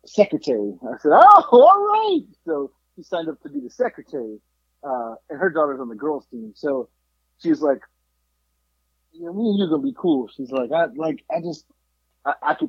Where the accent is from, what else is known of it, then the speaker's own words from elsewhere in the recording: South Florida, United States; moved away; also born or lived in Sacramento, California; I grew up in Florida. She said, oh, where? I said, South Florida